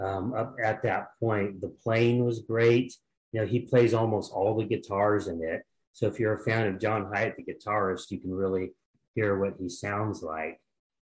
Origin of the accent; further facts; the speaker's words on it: Sacramento, California, United States; Okay, I'm from Sacramento, California.